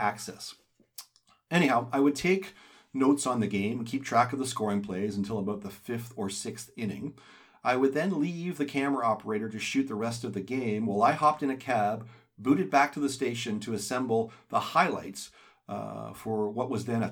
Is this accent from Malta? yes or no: no; Toronto, Ontario, Canada; growing up in Toronto